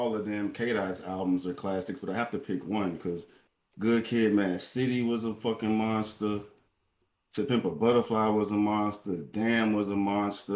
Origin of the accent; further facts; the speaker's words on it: the South, United States; I'm from the South